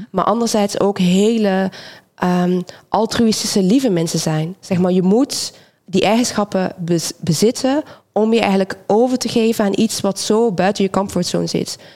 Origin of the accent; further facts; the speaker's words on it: Belgium; moved away as an adult; now in Rotterdam, Netherlands; ik kom uit België origineel. Ik ben in Nederland gekomen vanwege studie.